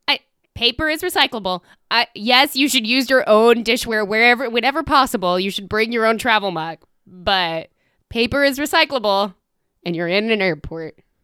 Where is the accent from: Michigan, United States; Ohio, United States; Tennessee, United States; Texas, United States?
Tennessee, United States; I am from Tennessee, ostensibly.